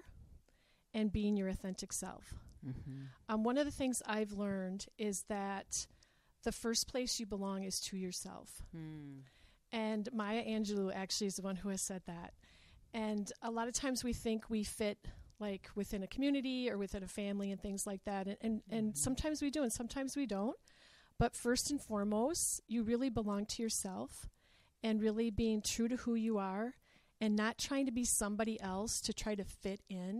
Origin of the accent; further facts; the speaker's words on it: Escanaba, Michigan, United States; moved away as an adult; also born or lived in Minneapolis, Minnesota; now in Green Bay, United States; I'm from the Upper Peninsula of Michigan, so I am a Youper